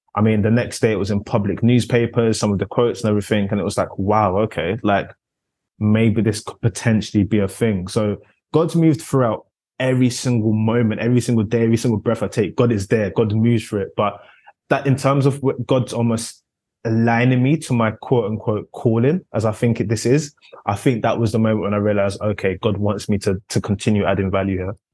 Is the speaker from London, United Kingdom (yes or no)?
yes; London, United Kingdom; growing up in South London, Concrete Catalonia as it's dubbed